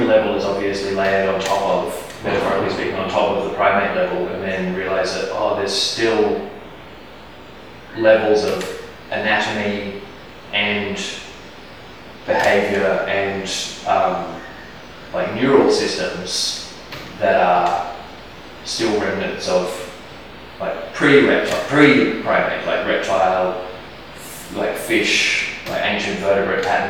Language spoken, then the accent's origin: English; New Zealand; moved away; also born or lived in Australia; I spent a lot of time in the bush growing up in New Zealand and living in Australia.